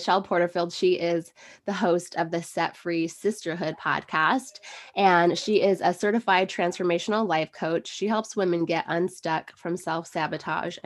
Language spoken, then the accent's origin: English; Globe, Arizona, United States; our small hometown of Globe, Miami, Arizona